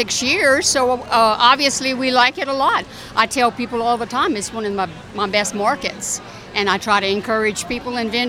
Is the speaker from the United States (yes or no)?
yes; Lafayette, Louisiana, United States; also born or lived in Breaux Bridge, Louisiana; now in Parks, United States; We live between Parks and Brobridge, but we're both originally from Lafayette.